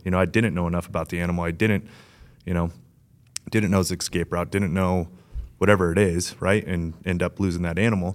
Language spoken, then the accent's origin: English; Las Vegas, Nevada, United States; I grew up in Vegas, but I had a huge side yard